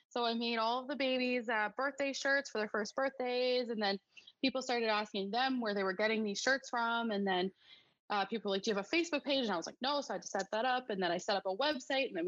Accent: Alberta, Canada; moved away as an adult; now in Newfoundland, Canada; I grew up in Alberta.

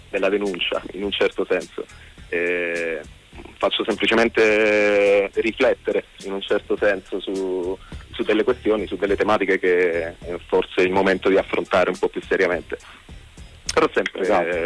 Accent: Sicily, Italy; Vabbè, senz'altro il fatto che siamo siciliani è casuale.

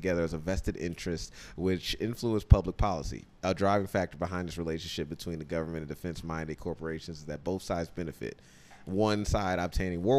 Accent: Illinois, United States; I'm from Illinois

